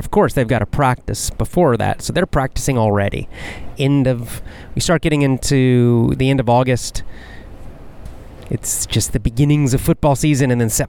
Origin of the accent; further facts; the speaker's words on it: Athens, Georgia, United States; going back to Athens, Georgia, my hometown, and football season starting and all the students coming into the town because the town would grow.